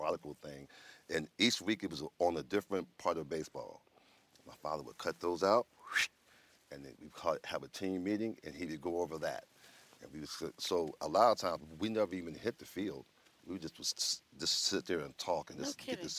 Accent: Philadelphia, Pennsylvania, United States; growing up in Philadelphia, we always played football on the street

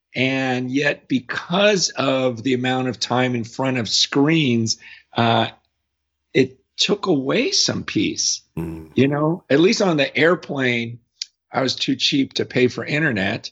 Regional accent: United States; as an American

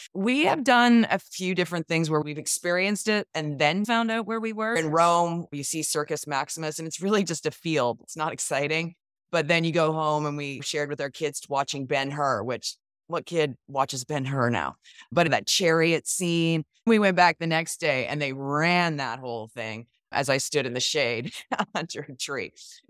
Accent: Canada; As a Canadian, I have never done that.

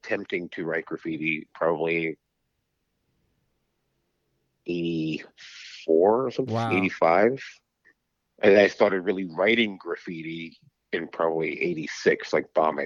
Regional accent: New York City, New York, United States; I was born in Queens in the Woodside Housing Projects, which is attached to my high school that I went

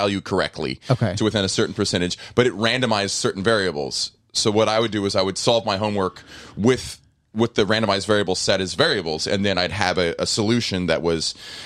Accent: Corpus Christi, Texas, United States; moved away; also born or lived in Atlanta, Georgia / Los Angeles; I grew up in Corpus Christi, Texas, and Atlanta, Georgia.

